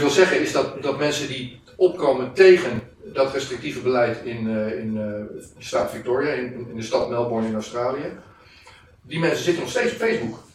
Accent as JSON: {"language": "Dutch", "town": "Almere", "region": "Flevoland", "country": "Netherlands", "said": "Ik kom uit Almere"}